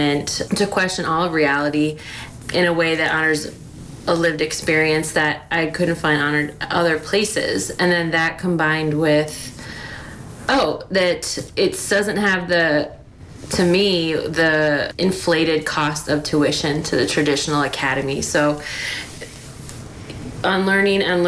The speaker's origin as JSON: {"language": "English", "region": "East Coast", "country": "United States", "moved": "yes", "lives_now": "Pacific Northwest, United States", "said": "I am from the East Coast, a transplant in the Pacific Northwest"}